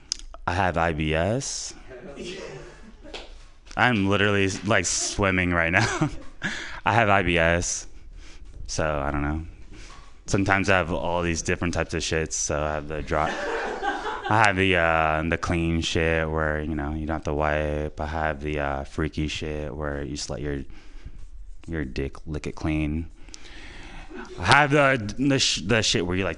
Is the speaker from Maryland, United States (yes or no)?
no; Florida, United States; moved away as an adult; now in San Francisco Bay Area, United States; I'm from Florida. Came out here for a young lady, and stayed here 7 years later.